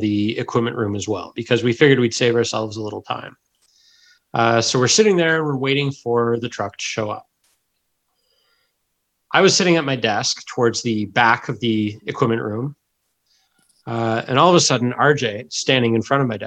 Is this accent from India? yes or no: no; Sackville, New Brunswick, Canada; I grew up in Sackville, New Brunswick